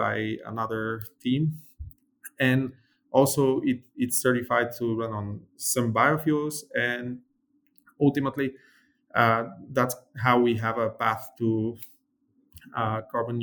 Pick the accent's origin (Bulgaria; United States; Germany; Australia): Bulgaria; my brother, who's an aerospace engineer, and I, we're from Bulgaria, and we were raised during, you know, the 90s, where Bulgaria had just ended its, you know, communist regime